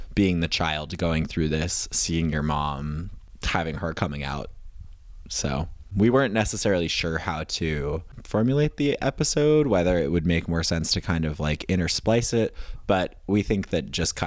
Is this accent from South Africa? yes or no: no; United States; I'm an American.